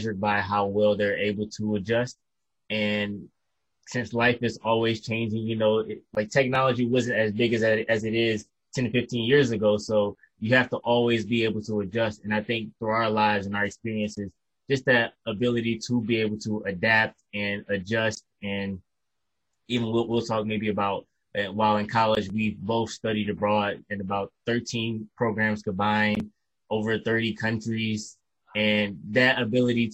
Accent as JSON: {"language": "English", "town": "Detroit", "region": "Michigan", "country": "United States", "tie": "born or raised there", "also_born_or_lived": "Kalamazoo, Michigan", "said": "I'm from Detroit, and I grew up in Detroit pretty much my whole life until about the age of 17 or 18"}